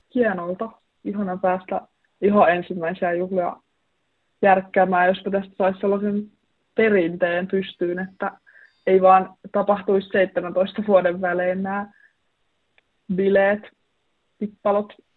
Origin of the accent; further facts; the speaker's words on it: Vantaa, Uusimaa, Finland; moved away as an adult; now in Oulu, Finland; Mä oon kasvanut Vantaalla, mutta mun suku on tuolta Inarista kotoisin